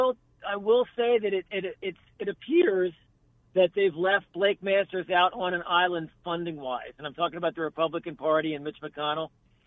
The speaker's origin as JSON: {"language": "English", "town": "Philadelphia", "region": "Pennsylvania", "country": "United States", "moved": "yes", "said": "I'm originally from the Philadelphia area"}